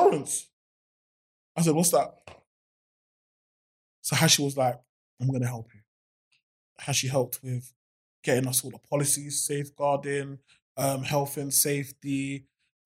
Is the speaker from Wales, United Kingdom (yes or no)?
no; London, United Kingdom; I'm a guy from Summerlayton